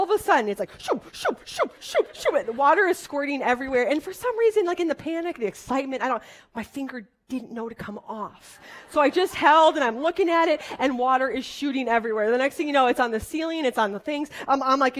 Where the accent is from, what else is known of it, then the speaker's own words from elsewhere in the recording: Wisconsin, United States; I'm from Wisconsin